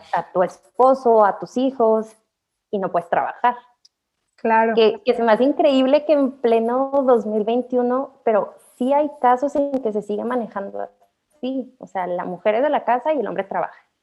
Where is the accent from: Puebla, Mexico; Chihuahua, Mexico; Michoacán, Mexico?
Chihuahua, Mexico; Hidalgo del Parral; yo soy de Parral, es una ciudad pues chiquita